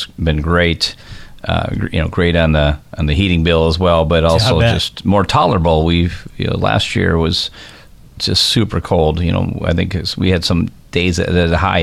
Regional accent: Minnesota, United States; moved away as an adult; now in Wisconsin, United States; I grew up in Minnesota

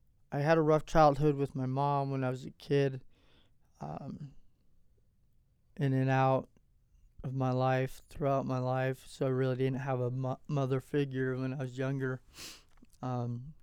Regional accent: Platteville, Colorado, United States; also born or lived in Longmont, Colorado / Gilcrest, Colorado / Arizona / Casper, Wyoming; I was born here in Longmont, Colorado. I was raised in Platteville, Gilcrest area.

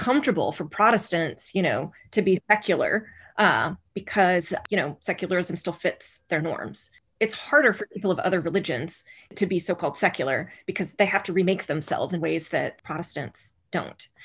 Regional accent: rural Oklahoma, United States; I was raised in Oklahoma, in rural Oklahoma, where most people were Southern Baptist

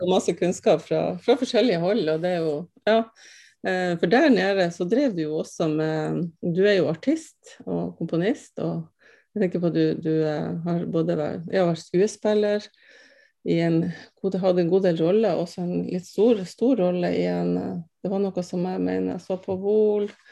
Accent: Andenes, Nordland, Norway; Jeg er jo fra Andes

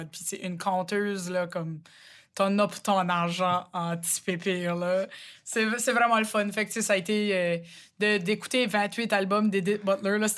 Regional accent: Rogersville, New Brunswick, Canada; accent: Chiac; chez nous, à Rogersville, le chiac est vraiment différent que celui de Moncton c'est là, comme mon accent en ce moment, c'est plus Moncton que Rogersville, d'où je viens.

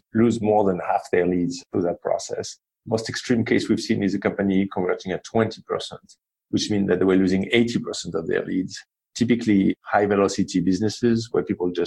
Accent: Marseille, Provence-Alpes-Côte d'Azur, France; accent: French; English is a second language; moved away as an adult; also born or lived in Paris / London; now in United States; I grew up in the south of France, a town called Marseille

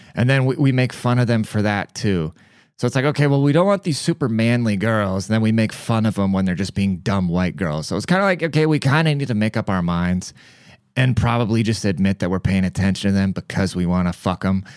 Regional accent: United States; as an American, like, as a privileged American

